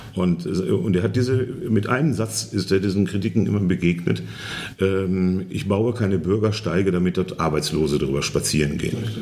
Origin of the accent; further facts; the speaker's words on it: Germany; moved away as an adult; now in Poland; ich komme aus Westdeutschland